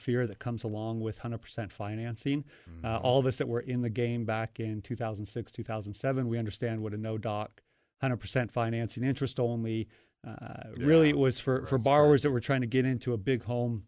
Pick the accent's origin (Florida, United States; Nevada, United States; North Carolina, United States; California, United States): Nevada, United States; Las Vegas; Born and raised here in Las Vegas.